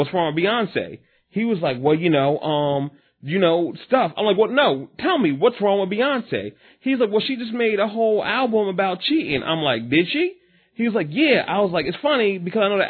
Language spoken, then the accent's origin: English; Willingboro, New Jersey, United States; I grew up in Willowboro